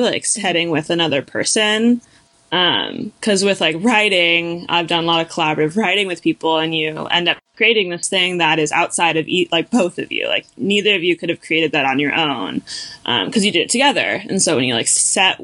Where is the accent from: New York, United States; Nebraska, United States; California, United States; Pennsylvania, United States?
California, United States; I did a climbing camp at the gym in my hometown, Pacific Edge, which is a really cool gym down in California